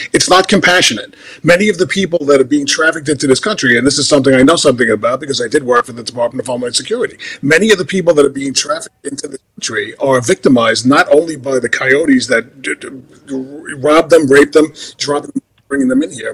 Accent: New York, United States; moved away; I'm from New York

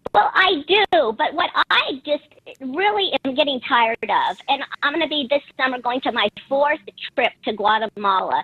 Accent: Spokane, Washington, United States; I'm actually from Spokane

